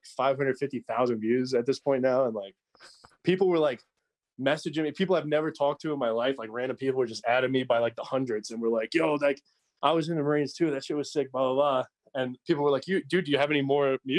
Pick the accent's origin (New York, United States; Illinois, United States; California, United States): New York, United States; New York City; moved away as an adult; also born or lived in Long Island, New York; I grew up in Canarsie, dude. I lived there till I was 17